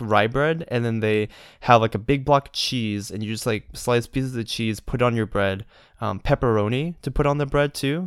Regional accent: Georgia, United States; I'm a Georgia boy

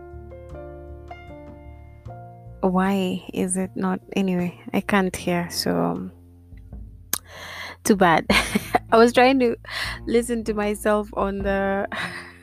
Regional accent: Kenya; Kenya, my hometown.

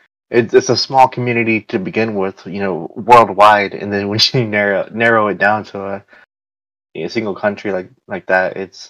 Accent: United States; born or raised there

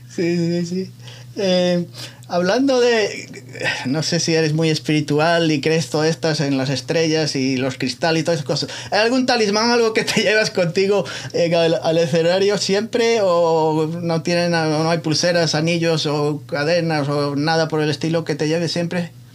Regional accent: Muros, Galicia, Spain; moved away; mi pueblo entonces? ¿A Muros La Coruña

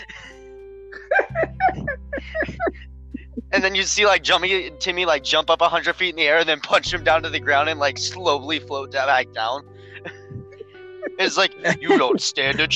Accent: Los Angeles, California, United States; I'm a Los Angeles kid

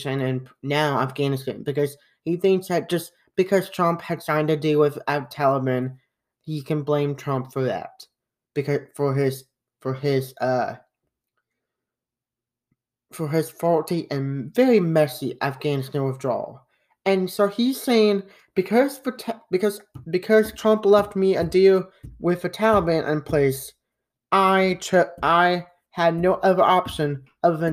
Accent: United States; us as Americans

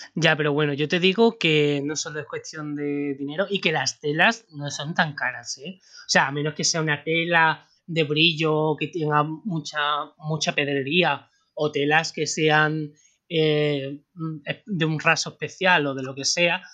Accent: Spain; sabiendo cómo somos los españoles

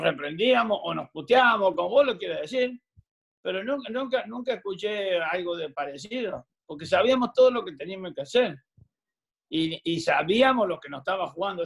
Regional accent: Argentina; moved away as an adult; also born or lived in Bristol, Connecticut, United States; now in Florida, United States; nací en la Argentina y tenemos los cuatro climas

